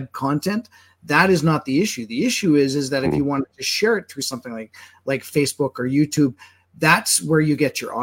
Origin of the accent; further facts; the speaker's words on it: Manitoba, Canada; now in Alberta, Canada; I'm originally from Manitoba